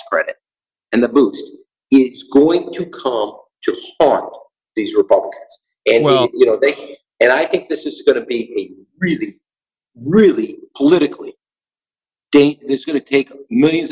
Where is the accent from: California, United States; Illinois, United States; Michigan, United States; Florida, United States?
Illinois, United States; Chicago; we grew up in Chicago